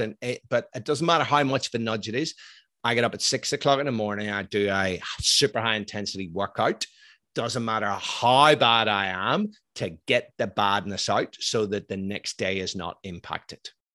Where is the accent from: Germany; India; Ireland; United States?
Ireland; I'm Irish, I'm ex-military